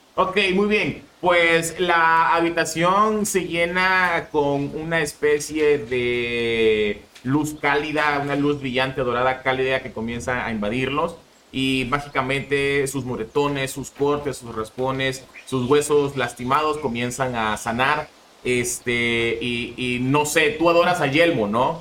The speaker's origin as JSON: {"language": "Spanish", "country": "Mexico", "tie": "born or raised there", "said": "yo nací en México"}